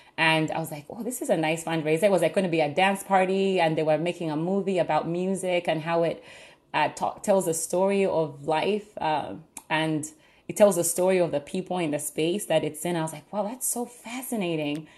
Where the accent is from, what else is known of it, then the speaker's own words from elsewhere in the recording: Uganda; now in Pittsburgh, United States; I'm originally from Uganda. I grew up all my life in Uganda.